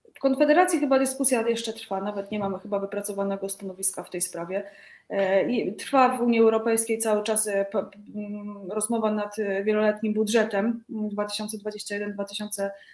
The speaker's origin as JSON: {"language": "Polish", "region": "Greater Poland", "country": "Poland", "said": "Ja pochodzę z Wielkopolski"}